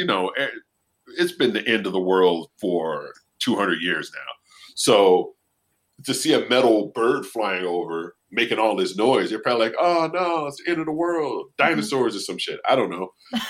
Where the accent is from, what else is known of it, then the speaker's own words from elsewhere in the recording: United States; I'm an American.